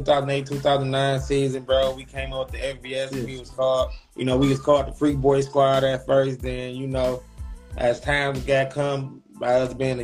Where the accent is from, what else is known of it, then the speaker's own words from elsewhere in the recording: Detroit, Michigan, United States; I'm from Detroit, man. 6 Mile, man, at the East Side